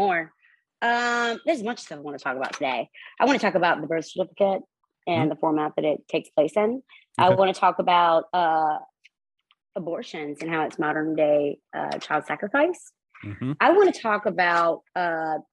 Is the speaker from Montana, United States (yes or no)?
no; South Carolina, United States; I am from South Carolina. I was born in South Carolina.